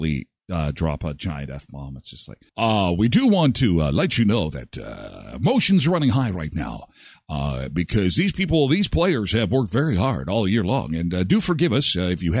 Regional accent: Brandon, Manitoba, Canada; I'm from Brandon

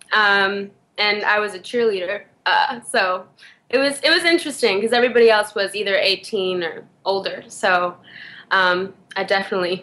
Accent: Atlanta, Georgia, United States; moved away as an adult; now in New York, United States; I'm originally from Atlanta, Georgia, but I moved here about 5 years ago

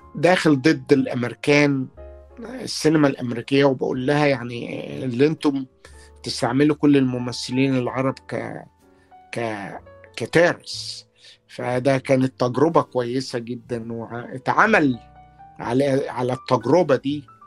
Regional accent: Port Said, Port Said Governorate, Egypt; moved away as an adult; also born or lived in Boston, United States; now in Los Angeles, United States; انا لما جيت من بورسعيد جيت على بوسطن

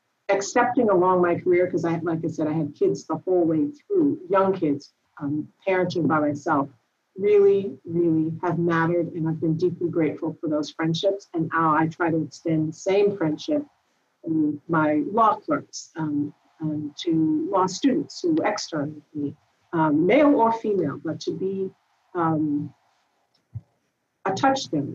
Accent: Washington, District of Columbia, United States; moved away; I grew up in Washington, D.C.

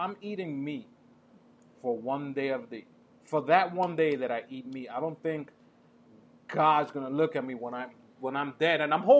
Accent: New York City, New York, United States; growing up in the Heights

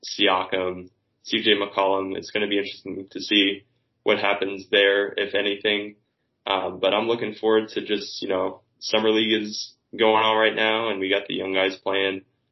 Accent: Washington, District of Columbia, United States; but I'm from the Washington D.C. area

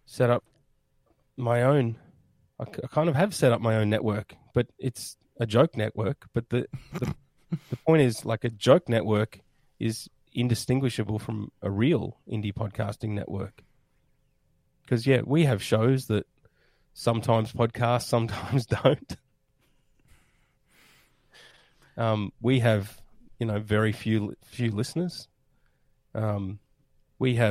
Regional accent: Australia

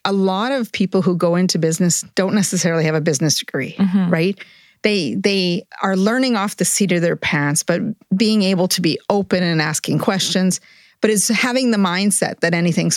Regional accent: Edmonton, Alberta, Canada; I am from Edmonton

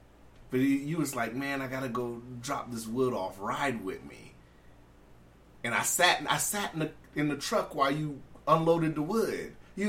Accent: California, United States; That's me being born and raised in California.

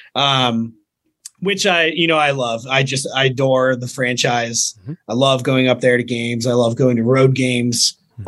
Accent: Richmond, Virginia, United States; also born or lived in North Carolina; I grew up in North Carolina and Virginia, same as my father

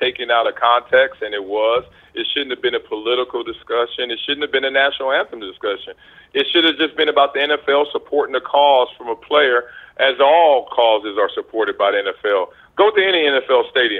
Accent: Compton, California, United States; moved away; my path of growing up in Compton around all the drugs and gangs and the poverty

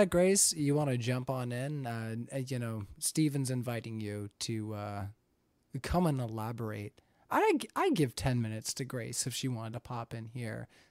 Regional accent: Canada; I'm Canadian.

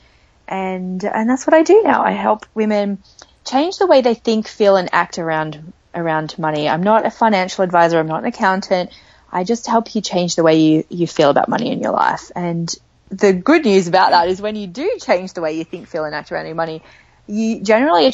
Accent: Australia; accent: Australian; I am Australian, for those of you who can probably hear that from my accent. And I grew up in a small beach town

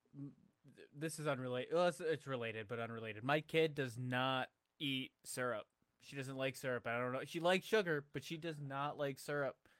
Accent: Buffalo, New York, United States; now in Canton, United States; I'm originally from Buffalo, and I, f, New York

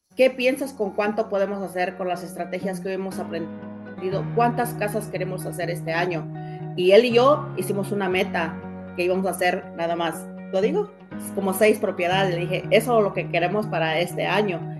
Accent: Cuernavaca, Morelos, Mexico; moved away; soy originaria de México, de un lugar que se llama Estado de Cuernavaca. Vine jovencita

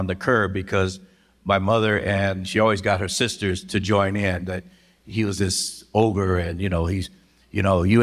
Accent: Los Angeles, California, United States; moved away; I'm born and raised in South Central Los Angeles

